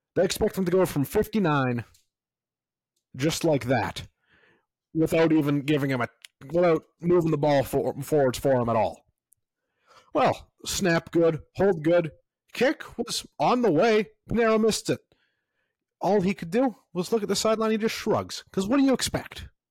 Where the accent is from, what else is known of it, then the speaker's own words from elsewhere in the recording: Canada; as a Canadian citizen